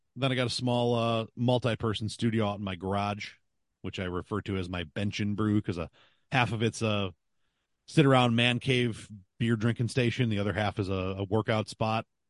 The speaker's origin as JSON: {"language": "English", "town": "Buffalo", "region": "New York", "country": "United States", "said": "I'm from Buffalo"}